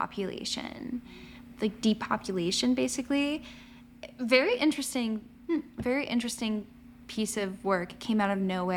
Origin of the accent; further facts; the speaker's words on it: Ocala, Florida, United States; moved away; my hometown of Ocala